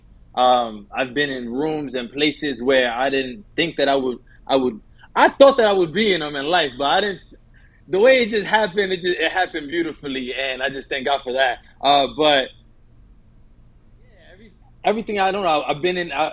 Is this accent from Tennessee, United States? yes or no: no; New York City, New York, United States; I'm born and raised in New York, from the Bronx. Lived in the heart of the city by Times Square since I was 11.